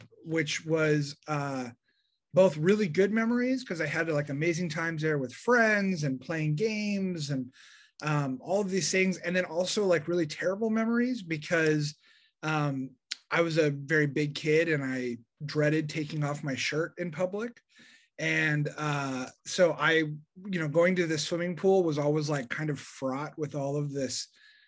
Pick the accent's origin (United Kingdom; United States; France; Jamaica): United States; Denver, Colorado; I grew up in Denver, Colorado